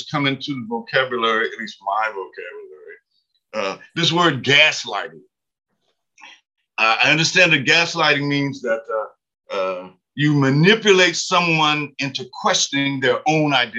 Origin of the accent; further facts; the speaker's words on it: Lynch, Kentucky, United States; moved away as an adult; also born or lived in Lexington, Kentucky; I grew up in Lynch, Kentucky, born in the mid-40s